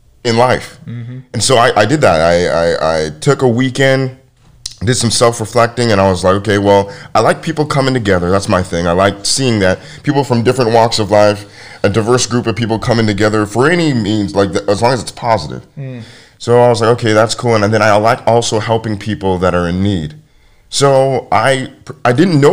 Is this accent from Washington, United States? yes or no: yes; University Place, Washington, United States; I grew up in University Place, Washington